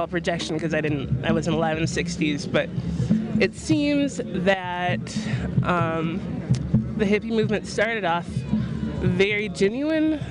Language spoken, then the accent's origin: English; North Dakota, United States; I'm from North Dakota